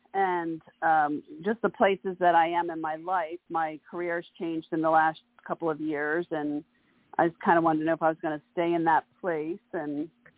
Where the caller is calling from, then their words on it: Bel Air, Maryland, United States; Bel Air, Maryland.